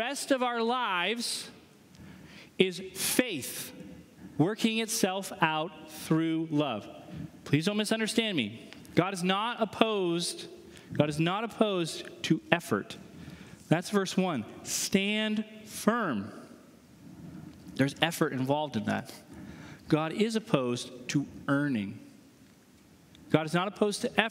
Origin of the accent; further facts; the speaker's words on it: New Hampshire, United States; moved away; I'm from New Hampshire